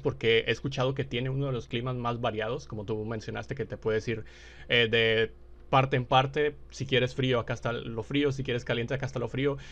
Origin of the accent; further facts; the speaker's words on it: Mexico; yo soy de México